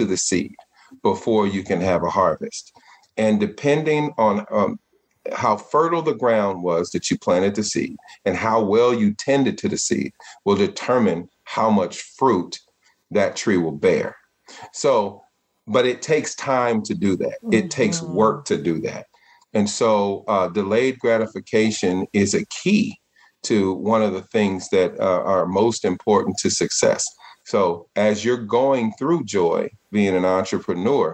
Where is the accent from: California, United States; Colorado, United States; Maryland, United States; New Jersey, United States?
California, United States; Richmond